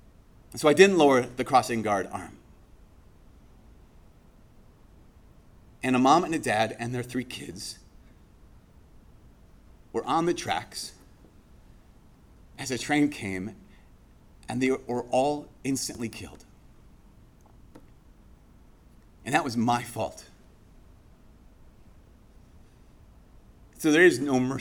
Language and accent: English; Brainerd, Minnesota, United States; moved away; my hometown about a month ago, Brainerd